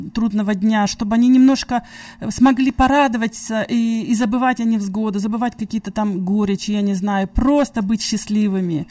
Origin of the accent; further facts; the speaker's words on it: Russia; moved away; я сама из России